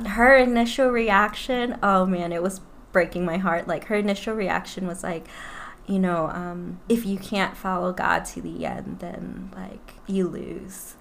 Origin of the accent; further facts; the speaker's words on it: New Orleans, Louisiana, United States; moved away as an adult; now in Plano, United States; I am from New Orleans and I've moved to Plano, Texas about three and a half years ago